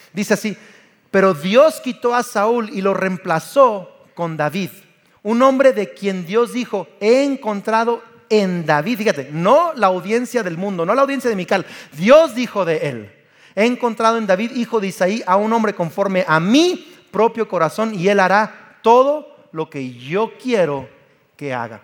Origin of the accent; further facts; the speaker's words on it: Mexico; yo soy mexicano.